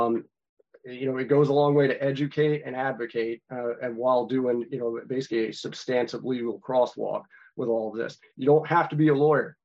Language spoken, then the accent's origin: English; North Carolina, United States; my home state of North Carolina